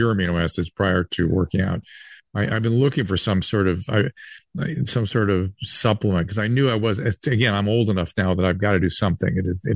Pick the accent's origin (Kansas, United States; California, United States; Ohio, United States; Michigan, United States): California, United States; Southern; when I was a kid growing up in Southern California